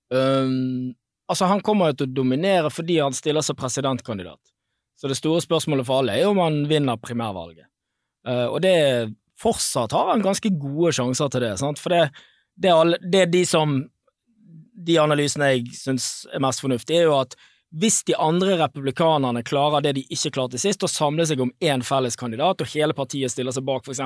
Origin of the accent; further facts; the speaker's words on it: Bergen, Vestland, Norway; Jeg er jo bergenser